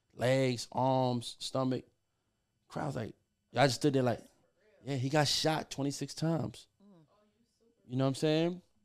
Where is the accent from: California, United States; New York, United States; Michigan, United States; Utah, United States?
New York, United States; moved away as an adult; also born or lived in Puerto Rico / Los Angeles / Miami / Atlanta; I'm born and raised in New York. uh, by way of Puerto Rico. But, you know, I moved around a lot